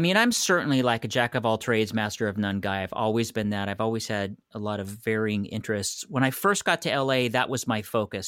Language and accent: English; San Francisco, California, United States; moved away as an adult; also born or lived in Los Angeles; I'm from San Francisco, and I moved to L